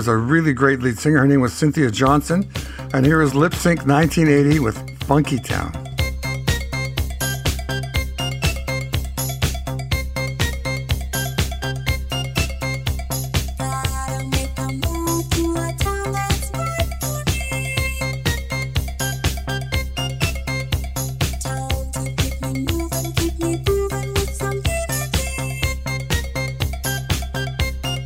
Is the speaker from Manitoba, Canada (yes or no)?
yes; Winnipeg, Manitoba, Canada; I wasn't really into the blues growing up in Winnipeg. I was into jazz because I grew up in a jazz city